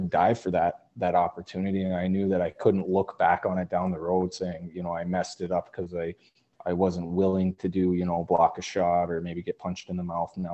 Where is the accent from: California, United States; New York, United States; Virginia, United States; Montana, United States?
Montana, United States; Great Falls; also born or lived in Spokane, Washington; we actually moved to Great Falls, Montana. Grew up there, played all my youth hockey there